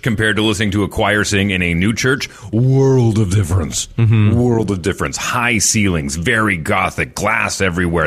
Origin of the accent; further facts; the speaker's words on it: Fort McMurray, Alberta, Canada; in my hometown way up in northern Alberta. Uh, we, we, it was such a new city. I mean, Fort McMurray was basically built overnight